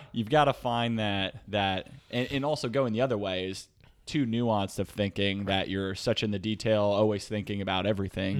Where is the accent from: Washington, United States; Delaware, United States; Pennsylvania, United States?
Pennsylvania, United States; Reading; also born or lived in Texas; now in San Diego, United States; I grew up in a small town outside of a smaller town in Pennsylvania. So, uh, Redding, Pennsylvania